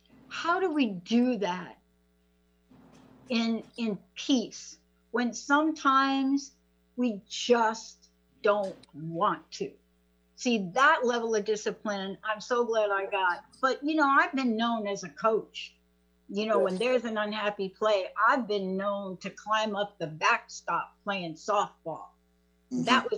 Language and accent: English; East Coast, United States; but I grew up on the East Coast